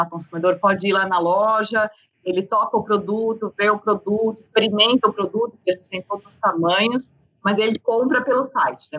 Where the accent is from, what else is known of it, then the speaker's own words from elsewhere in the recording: Blumenau, Santa Catarina, Brazil; now in São Paulo, Brazil; eu sou do Sul, né? Eu sou de Blumenau, então vim para São Paulo aí um pouco mais nova